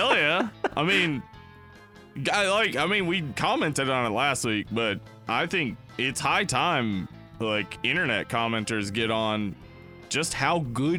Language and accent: English; the South, United States; now in Los Angeles, United States; I'm from the South.